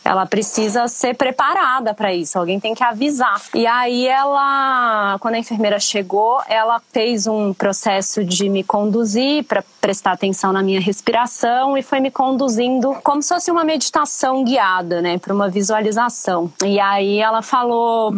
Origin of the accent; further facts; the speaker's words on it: Brasília, Federal District, Brazil; eu sou nascida em Brasília, minha família é paraense, meu pai e minha mãe vieram de Belém, enfim, cresci em meio ao cerrado